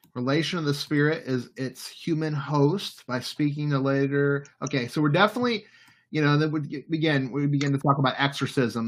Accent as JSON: {"language": "English", "town": "New Orleans", "region": "Louisiana", "country": "United States", "tie": "born or raised there", "also_born_or_lived": "Florida", "moved": "yes", "lives_now": "Baltimore, United States", "said": "I'm from New Orleans"}